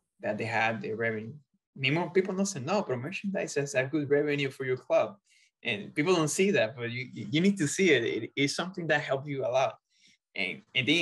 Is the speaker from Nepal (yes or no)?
no; Puerto Rico; moved away as an adult; also born or lived in Australia; now in United States; I used to go to the professional games in the professional league back in Puerto Rico in my hometown team